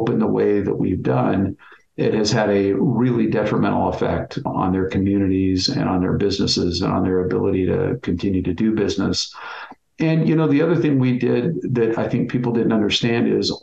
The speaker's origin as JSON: {"language": "English", "town": "Bend", "region": "Oregon", "country": "United States", "tie": "born or raised there", "said": "I was born and raised in Bend"}